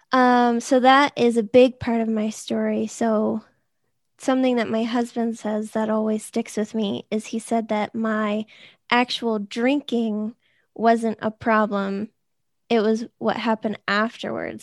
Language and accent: English; Boston, Massachusetts, United States; I'm from the Boston area. I never left.